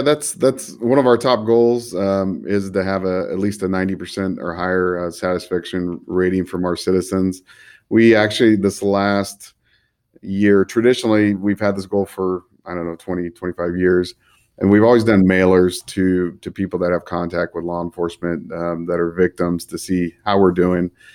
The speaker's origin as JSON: {"language": "English", "town": "Fresno", "region": "California", "country": "United States", "tie": "born or raised there", "said": "I'm born and raised in the Central Valley here in Fresno"}